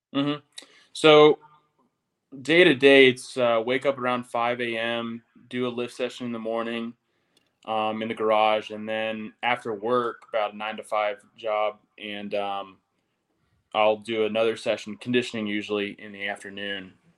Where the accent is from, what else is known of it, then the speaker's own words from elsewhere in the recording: Tennessee, United States; moved away; I'm from Tennessee